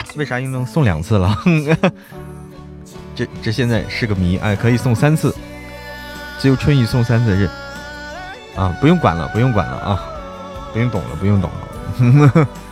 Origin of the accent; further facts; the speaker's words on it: Hebei, China; now in Chengdu, China; 我是河北人，但是我在成都过年啊